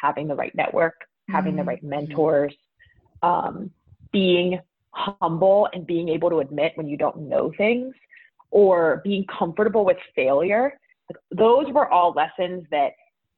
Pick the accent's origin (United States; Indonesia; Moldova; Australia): United States; Pittsburgh, Pennsylvania; moved away as an adult; also born or lived in San Francisco; I grew up in Pittsburgh, Pennsylvania